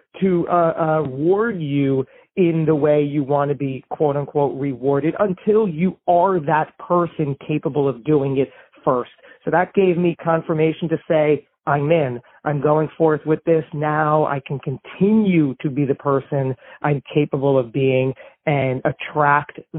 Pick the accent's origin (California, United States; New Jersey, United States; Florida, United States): New Jersey, United States; We're both from New Jersey.